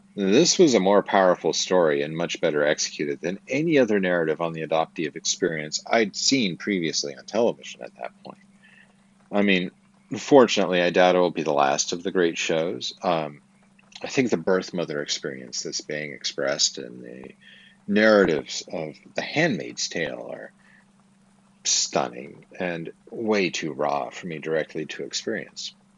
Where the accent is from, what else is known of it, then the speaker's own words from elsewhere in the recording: Twin Falls, Idaho, United States; I was born in Twin Falls, Idaho, in the Magic Valley, at the Magic Valley Regional Medical Center on April 15, 1974